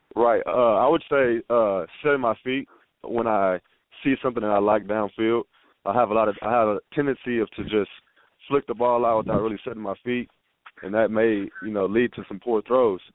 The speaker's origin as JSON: {"language": "English", "town": "Humble", "region": "Texas", "country": "United States", "also_born_or_lived": "San Angelo, Texas", "said": "I come from Humble, Texas, which is north of Houston"}